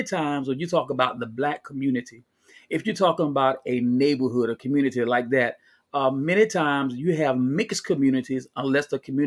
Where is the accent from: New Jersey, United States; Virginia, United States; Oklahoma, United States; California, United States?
Virginia, United States; Chesapeake; now in Stafford County, United States; I am from the South Norfolk borough of the great city of Chesapeake. Live now in Stafford County.